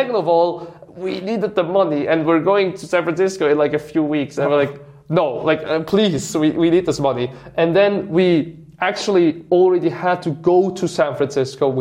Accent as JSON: {"language": "English", "country": "Switzerland", "tie": "born or raised there", "said": "my hometown, which is like a small village in Switzerland"}